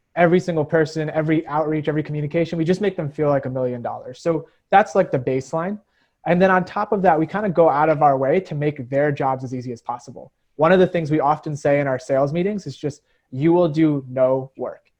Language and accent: English; United States; cross cultural kid growing up in America